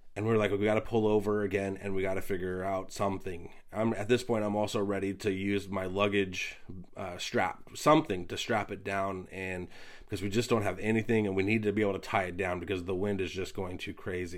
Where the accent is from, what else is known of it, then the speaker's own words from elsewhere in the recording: Pacific Northwest, United States; We're from the Pacific Northwest